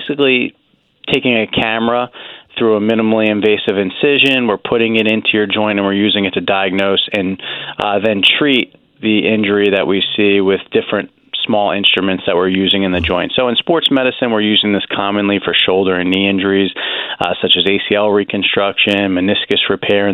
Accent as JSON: {"language": "English", "region": "New Jersey", "country": "United States", "moved": "yes", "lives_now": "Pennsylvania, United States", "said": "I'm from New Jersey originally and have family nearby"}